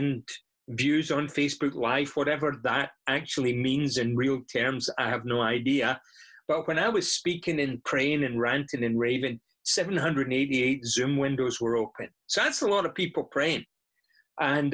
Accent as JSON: {"language": "English", "region": "Scotland", "country": "United Kingdom", "moved": "yes", "said": "I'm from Scotland, and that's why I speak this way."}